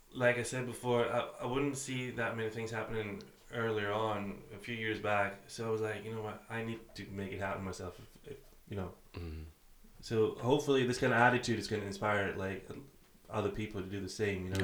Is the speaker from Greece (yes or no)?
yes; Athens, Attica, Greece; moved away as an adult; now in Aberdeen, United Kingdom; I'm from Athens, Greece